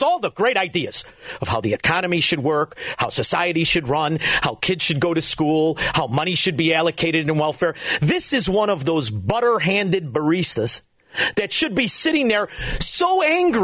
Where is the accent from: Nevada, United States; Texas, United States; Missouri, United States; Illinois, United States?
Illinois, United States; Norridge/Park area near Chicago; now in Elmwood Park, United States; I'm from Morrow's Park. I live in Elmwood Park